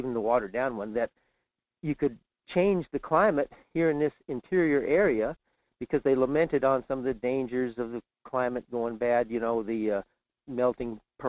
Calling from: Fairbanks, Alaska, United States; in Fairbanks.

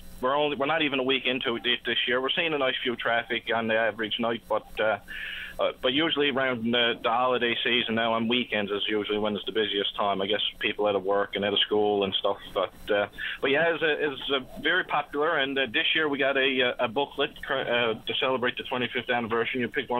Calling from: Port de Grave, Newfoundland and Labrador, Canada; I'm just calling from Portygrave today

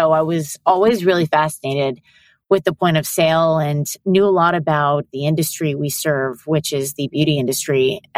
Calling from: New York City, New York, United States; I am calling in from New York City.

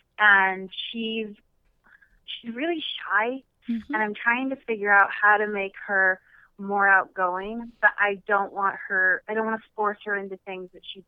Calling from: Dartmouth, Nova Scotia, Canada; I'm calling from Dartmouth.

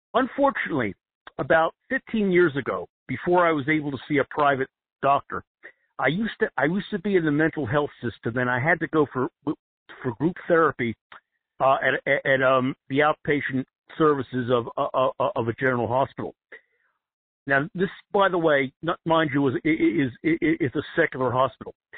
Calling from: New Jersey, United States; calling from New Jersey.

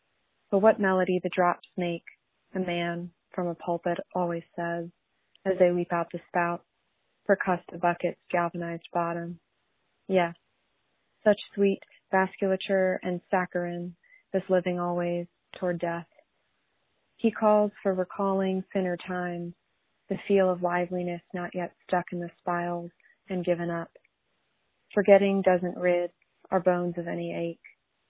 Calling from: Laramie, Wyoming, United States; I'm calling from Laramie, Wyoming

